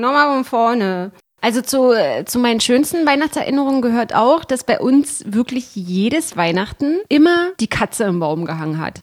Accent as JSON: {"language": "German", "area": "the East", "region": "East Germany", "country": "Germany", "tie": "born or raised there", "said": "wir als Kinder im Osten"}